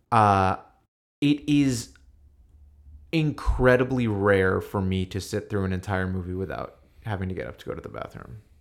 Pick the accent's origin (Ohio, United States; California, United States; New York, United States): New York, United States; I grew up in New York